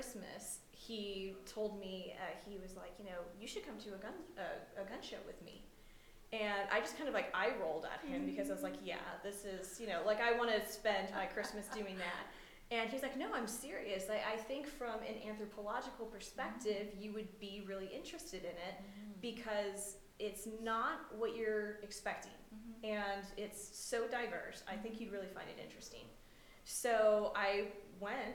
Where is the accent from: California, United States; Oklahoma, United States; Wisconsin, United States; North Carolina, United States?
Oklahoma, United States; Growing up in Oklahoma